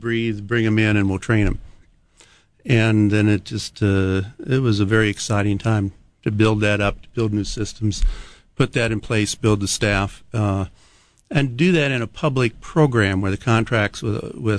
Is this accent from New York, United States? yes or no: no; Montana, United States; now in Hawaii, United States; I grew up in Montana